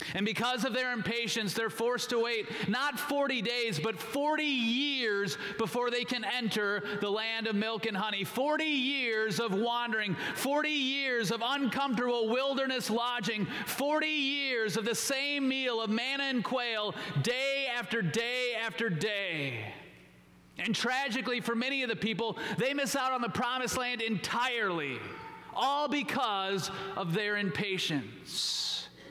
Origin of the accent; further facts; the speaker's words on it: Minnesota, United States; I grew up in Minnesota